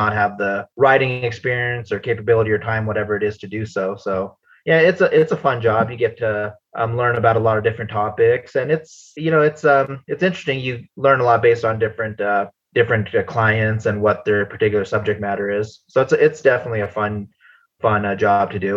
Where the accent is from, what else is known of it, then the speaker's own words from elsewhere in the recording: United States; I grew up in the States